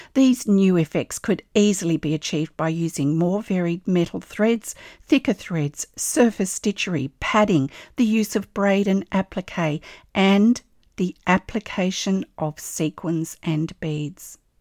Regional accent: Australia; I'm an Australian textile artist

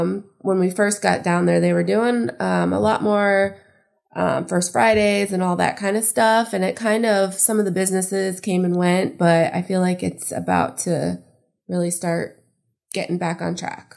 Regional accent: Tarpon Springs, Florida, United States; also born or lived in Palm Harbor, Florida; I grew up in Tarpon. So, like, I went to, um, elementary and middle school there

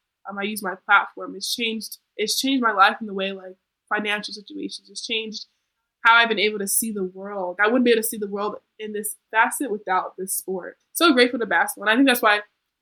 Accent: Colorado, United States; moved away; I'm from Colorado

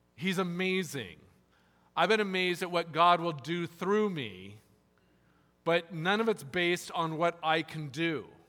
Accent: California, United States; moved away; also born or lived in South Carolina; I'm from California

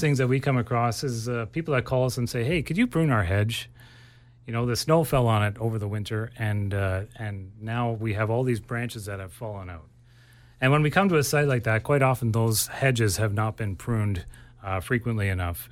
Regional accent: Ontario, Canada; now in Abbotsford, Canada; I grew up in Ontario, and things just grow way slower there uh, compared to here

